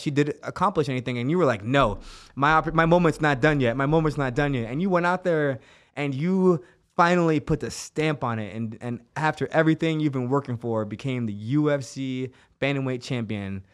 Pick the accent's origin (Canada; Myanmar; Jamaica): Jamaica; Kingston; now in United States; I grew up in Kingston, Jamaica, where we grew up with no hot water